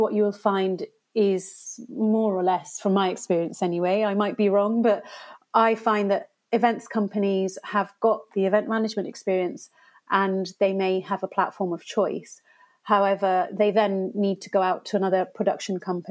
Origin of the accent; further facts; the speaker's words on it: Gloucestershire, South West England, United Kingdom; So I was born and brought up in Gloucestershire